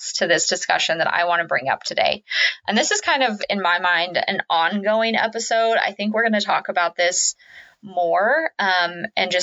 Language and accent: English; Kansas, United States; I am from the Midwest, which a lot of you know, I'm from Kansas